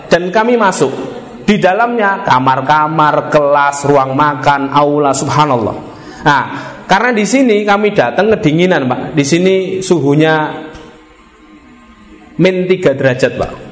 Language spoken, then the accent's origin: Indonesian; Indonesia; Kalian dari mana? Indonesia. Muslim.